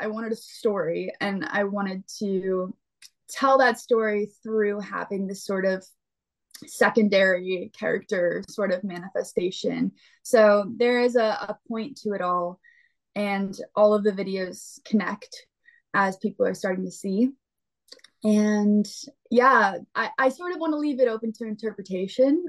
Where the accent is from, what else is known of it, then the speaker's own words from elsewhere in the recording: Pennsylvania, United States; I'm from Pennsylvania, so I and my family is from Ohio and North Carolina